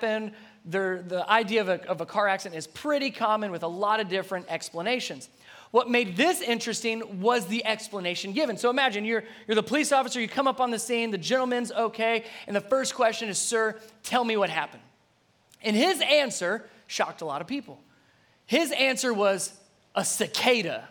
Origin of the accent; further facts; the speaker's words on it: Cincinnati, Ohio, United States; moved away; I'm originally from Cincinnati, Ohio